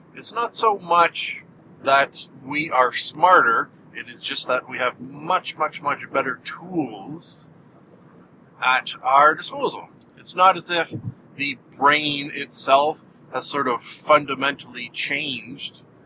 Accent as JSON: {"language": "English", "country": "Canada", "said": "I am Canadian"}